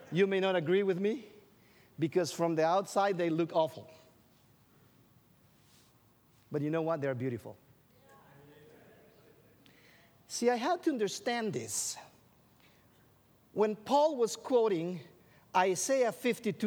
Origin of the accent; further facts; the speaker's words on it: Guatemala; English is a second language; moved away as an adult; also born or lived in Illinois; I grew up in Guatemala.